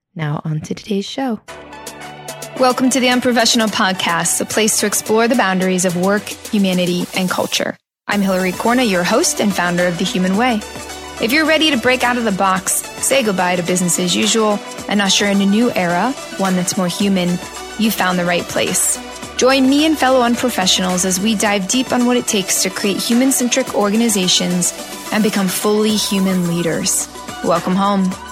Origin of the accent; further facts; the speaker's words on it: Ohio, United States; born in Ohio